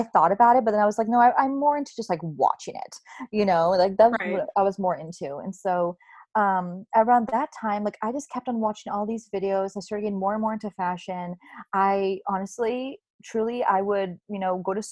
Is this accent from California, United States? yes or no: yes; the Bay Area, California, United States; I'm in California, I'm from the Bay Area